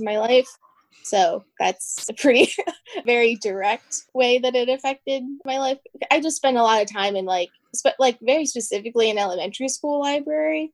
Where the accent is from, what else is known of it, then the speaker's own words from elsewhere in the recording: Pennsylvania, United States; I grew up in Pennsylvania surrounded by the woods